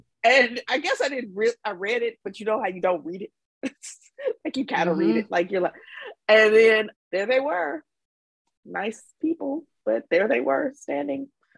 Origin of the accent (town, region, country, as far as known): Mississippi, United States; accent: Southern